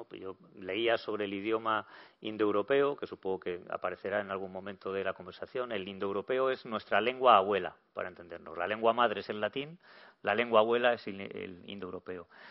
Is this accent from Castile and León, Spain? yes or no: yes; Burgos, Castile and León, Spain; Yo, como soy de Burgos